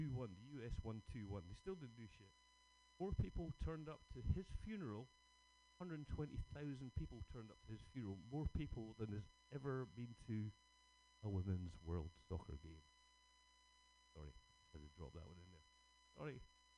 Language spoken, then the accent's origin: English; 20 miles from the Gorbals, Scotland, United Kingdom; I'm from just up from them, 20 miles away.